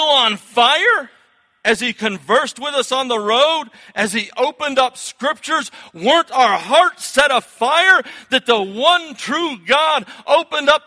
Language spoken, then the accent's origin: English; Florida, United States; now in New England, United States; I was born in Florida, and I kind of got a little bit of the South in me